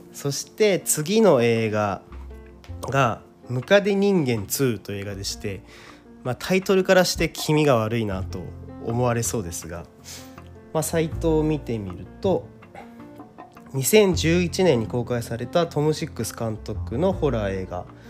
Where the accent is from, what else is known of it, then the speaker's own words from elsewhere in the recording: Kawasaki, Kanagawa, Japan; 僕はですね、地元が川崎でし、 地方ではないので、そして今も川崎に住んでいるので